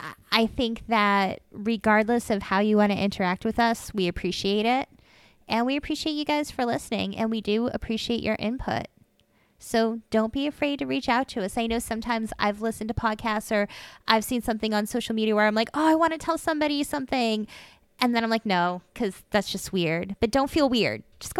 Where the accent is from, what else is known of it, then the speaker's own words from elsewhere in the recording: Massachusetts, United States; I'm from Massachusetts.